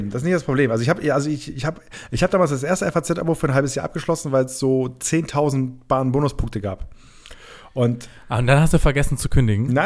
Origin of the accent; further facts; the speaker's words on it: Germany; weil ich komme aus dem Rheinland, das ist noch ein kleinerer Part von Ostfriesland.